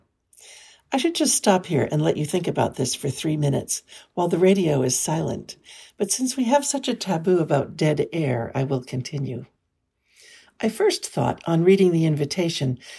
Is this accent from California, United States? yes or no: yes; California, United States; I was born and raised in California